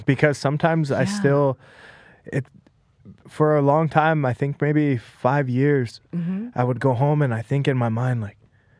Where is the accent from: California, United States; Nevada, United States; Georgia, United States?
Nevada, United States; Las Vegas; also born or lived in Los Angeles / Thailand; now in New York, United States; I was born in Los Angeles, but at a very young age, we moved to Las Vegas.